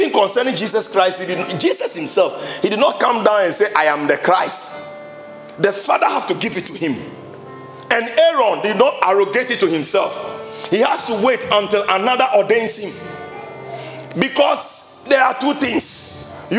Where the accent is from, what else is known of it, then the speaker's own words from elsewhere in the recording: Ashaiman, Greater Accra, Ghana; when we were growing up in Ashima